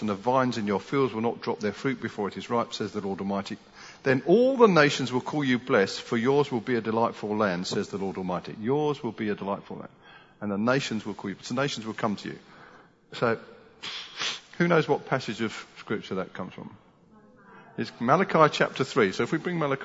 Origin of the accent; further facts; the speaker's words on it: United Kingdom; as British people